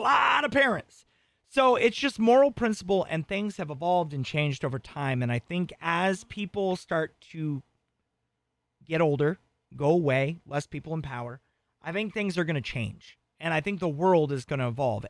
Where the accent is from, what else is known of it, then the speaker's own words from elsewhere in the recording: Arizona, United States; all my friends growing up in Arizona were Mormon